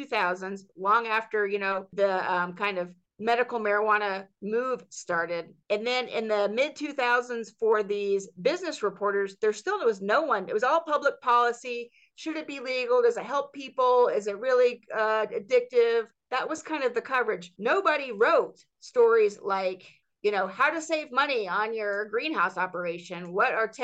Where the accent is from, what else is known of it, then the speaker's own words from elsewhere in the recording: Georgia, United States; my home state of Georgia